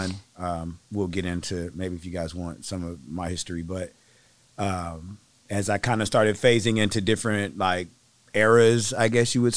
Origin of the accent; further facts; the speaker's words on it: Flint, Michigan, United States; also born or lived in Berkeley, California; now in Seattle, United States; I moved here from the Bay Area, Berkeley, California, to be exact. Mm. But I'm from Flint, Michigan.